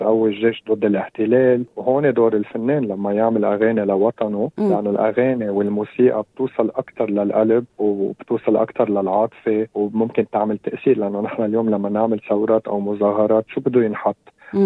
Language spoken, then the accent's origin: Arabic; Lebanon; نحن هون عندنا بلبنان 18 طائفه